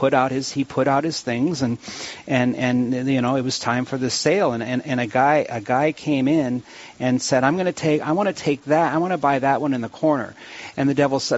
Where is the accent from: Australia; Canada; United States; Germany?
United States; Williston, North Dakota; I'm from Williston, and I've been paddle fishing since I was 16